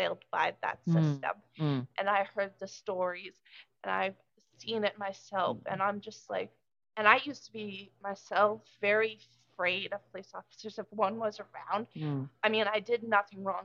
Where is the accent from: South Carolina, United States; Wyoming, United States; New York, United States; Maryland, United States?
Maryland, United States; now in New Hampshire, United States; I'm actually from Maryland. I moved up here in May